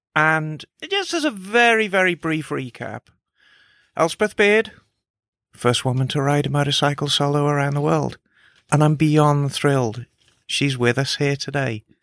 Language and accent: English; Birmingham, West Midlands, United Kingdom; moved away; I was raised in Birmingham